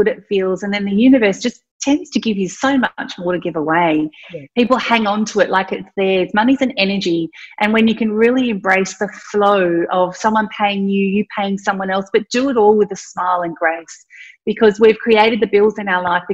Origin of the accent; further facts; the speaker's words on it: country Victoria, Australia; also born or lived in Thailand; I'm Indian. I was born in Thailand, but at the age of 4, I grew up in country Victoria